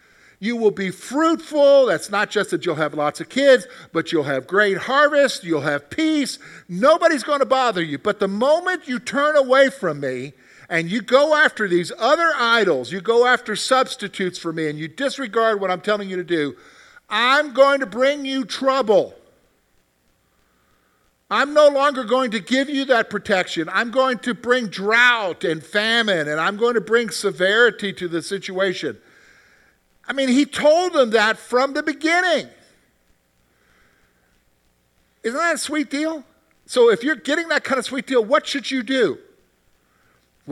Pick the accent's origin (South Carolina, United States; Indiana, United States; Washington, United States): South Carolina, United States; moved away; I grew up in South Carolina